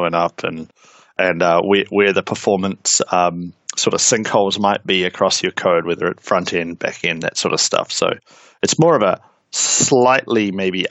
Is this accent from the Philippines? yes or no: no; New Zealand; accent: Kiwi; I'm a Kiwi, hence the accent. I'm down here in New Zealand